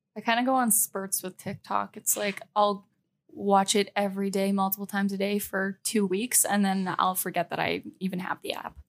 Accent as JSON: {"language": "English", "country": "Canada", "moved": "as an adult", "said": "I am from Canada"}